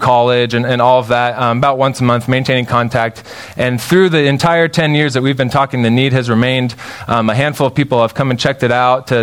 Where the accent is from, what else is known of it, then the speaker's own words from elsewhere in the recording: Spokane, Washington, United States; So I grew up in Spokane, Washington